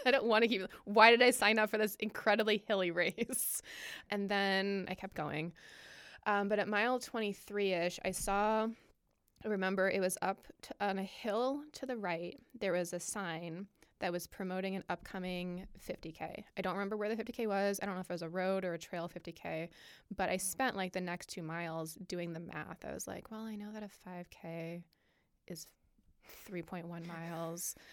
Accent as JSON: {"language": "English", "region": "Michigan", "country": "United States", "tie": "born or raised there", "also_born_or_lived": "Virginia / Ohio", "moved": "as an adult", "lives_now": "Indianapolis, United States", "said": "pretty much from like summer before second grade through high school, I lived in Michigan. So I will say that I am from Michigan"}